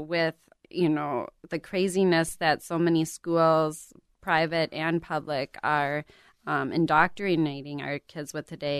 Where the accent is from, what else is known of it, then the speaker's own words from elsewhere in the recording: Minnesota, United States; we're from Minnesota